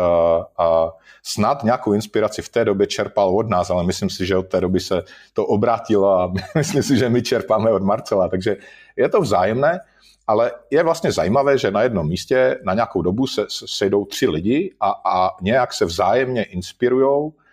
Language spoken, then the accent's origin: Czech; Moravian-Silesian Region, Czechia; já jsem ze Severní Moravy